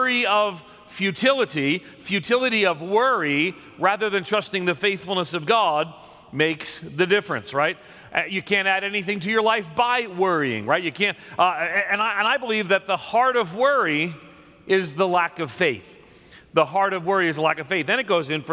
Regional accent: outside of New York City, United States; I grew up outside of New York City

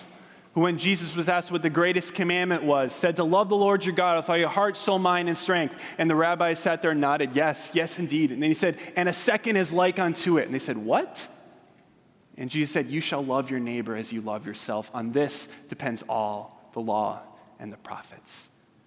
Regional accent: Southern California, United States; I'm from Southern California

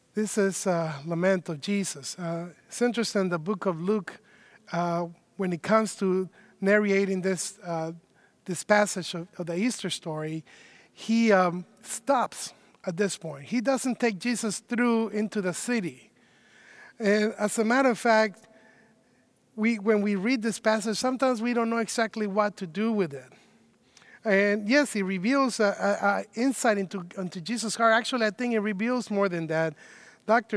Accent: Mexico City, Mexico; now in Chicago, United States; I myself am not originally from Chicago. I have been living in Chicago for 20 years, so I guess I am from Chicago now. But I was born uh, in Mexico City

